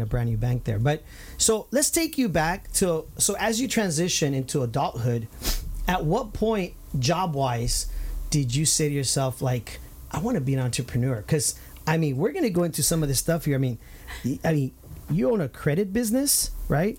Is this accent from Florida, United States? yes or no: no; Santa Ana, California, United States; the Santana days uh, where we grew up on Highland